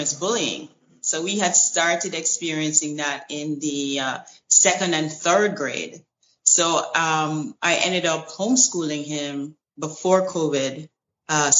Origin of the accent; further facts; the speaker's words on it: Jamaica; also born or lived in United States; now in Italy; I'm from Jamaica, and whenever I can, I fly back home.